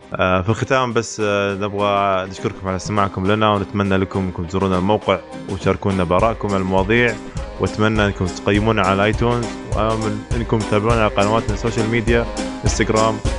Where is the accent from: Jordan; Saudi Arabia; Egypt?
Saudi Arabia; Eastern Province; عندنا في الشرقيه